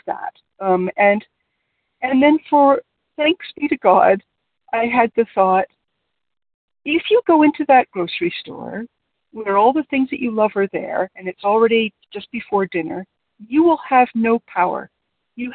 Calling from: near Toronto, Ontario, Canada; I'm calling from near Toronto in Canada.

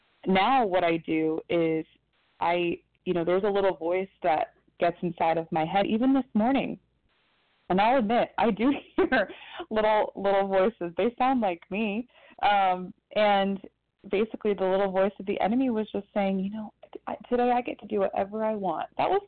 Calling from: Ohio, United States; calling from Ohio.

